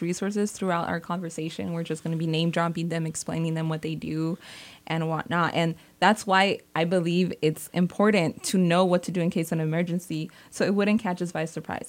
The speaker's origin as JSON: {"language": "English", "town": "Salinas", "region": "California", "country": "United States", "tie": "born or raised there", "also_born_or_lived": "San Jose", "said": "I was born and raised in Salinas"}